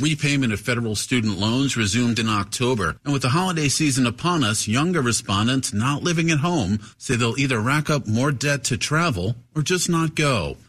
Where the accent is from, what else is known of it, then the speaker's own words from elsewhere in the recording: Bethesda, Maryland, United States; I'm from here, so I was born in Bethesda. Um, I grew up here.